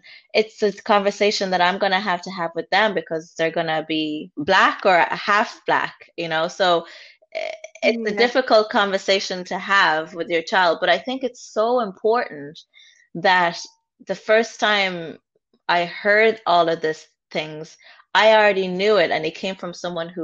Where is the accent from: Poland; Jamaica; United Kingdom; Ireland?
Ireland; Limerick, Munster; also born or lived in Rwanda; I grew up in an estate, I grew up in Limerick